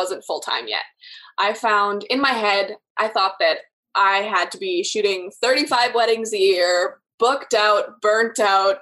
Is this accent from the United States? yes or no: no; Canada; I'm from Canada, so here we have every province is different as well